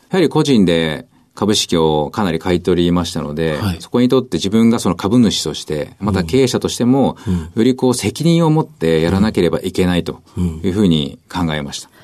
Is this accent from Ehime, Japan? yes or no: no; Okayama, Japan; 岡山県です